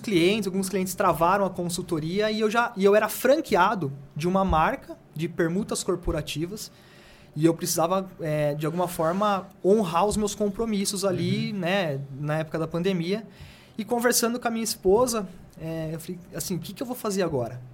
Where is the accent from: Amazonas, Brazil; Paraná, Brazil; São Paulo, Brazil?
São Paulo, Brazil; Jundiaí; eu sou de Jundiaí